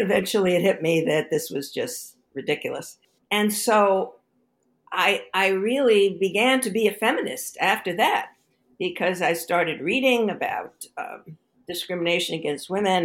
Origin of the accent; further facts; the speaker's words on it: New York City, New York, United States; moved away as an adult; also born or lived in Stanford, California; I grew up in Brooklyn, New York